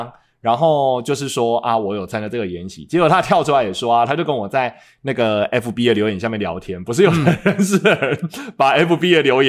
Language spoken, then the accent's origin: Chinese; Nantou County, Taiwan; 我就说我是南投人，